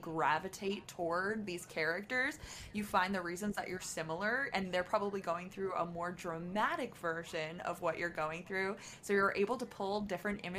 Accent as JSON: {"language": "English", "town": "Croton-on-Hudson", "region": "New York", "country": "United States", "tie": "born or raised there", "moved": "as an adult", "lives_now": "Los Angeles, United States", "said": "growing up in Westchester"}